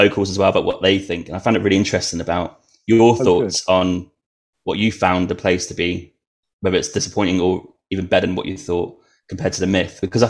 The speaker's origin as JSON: {"language": "English", "town": "Norwich", "region": "East of England", "country": "United Kingdom", "said": "That's where I'm from. I'm from Norwich."}